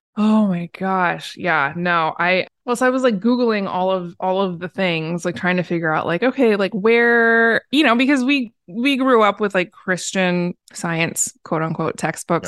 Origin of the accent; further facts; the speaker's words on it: Portland, United States; I was born and raised in Portland